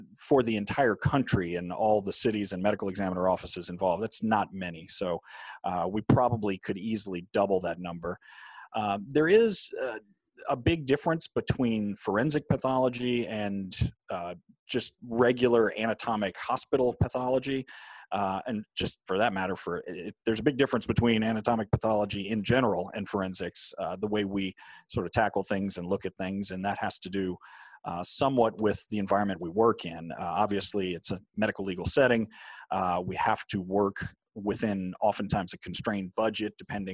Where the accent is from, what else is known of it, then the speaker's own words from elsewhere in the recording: New Orleans, Louisiana, United States; I grew up in New Orleans, Louisiana